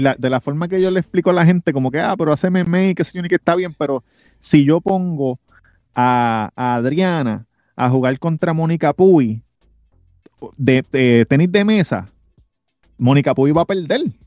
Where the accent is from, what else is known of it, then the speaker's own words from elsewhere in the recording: Puerto Rico; yo soy puertorriqueño